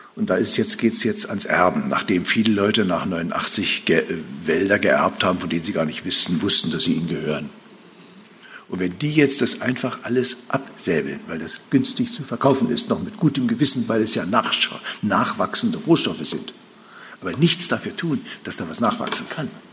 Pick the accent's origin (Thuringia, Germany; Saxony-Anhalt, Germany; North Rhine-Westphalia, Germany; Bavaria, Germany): Saxony-Anhalt, Germany; Altmark; in meiner Heimat, in der Altmark